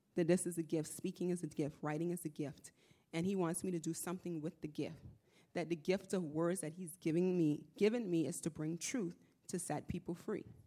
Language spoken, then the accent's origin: English; Nassau, New Providence, Bahamas; moved away; I'm from the Bahamas. I'm from Nassau.